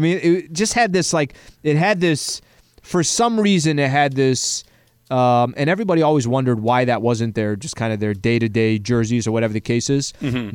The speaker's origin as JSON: {"language": "English", "town": "San Diego", "region": "California", "country": "United States", "tie": "born or raised there", "said": "growing up in San Diego"}